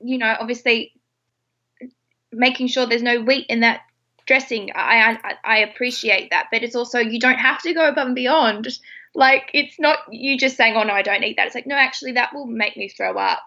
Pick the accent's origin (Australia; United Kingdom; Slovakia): Australia; I'm Australian